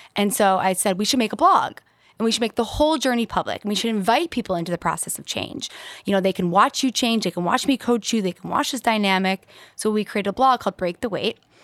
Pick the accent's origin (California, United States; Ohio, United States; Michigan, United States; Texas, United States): Michigan, United States; West Bloomfield; I grew up in West Bloomfield